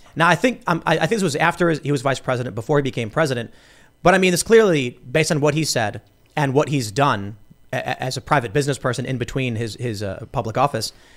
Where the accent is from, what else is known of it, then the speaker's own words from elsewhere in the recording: Chicago, Illinois, United States; I grew up in the city. I, I grew up in Chicago